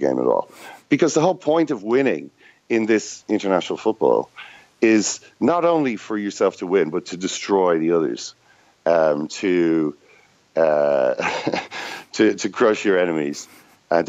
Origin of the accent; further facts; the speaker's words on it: Ireland; as an Irish football supporter